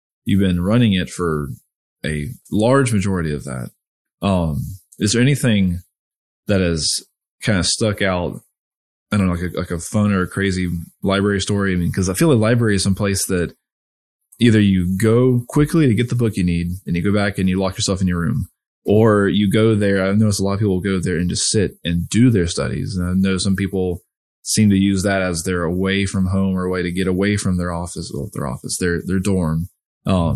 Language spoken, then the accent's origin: English; Georgia, United States; moved away; I grew up in Georgia